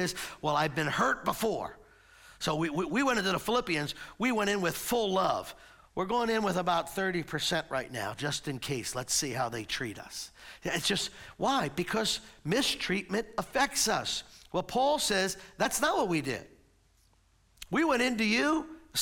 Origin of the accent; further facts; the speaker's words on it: United States; we're American citizens. We get to live in a country where we get to voice our and vote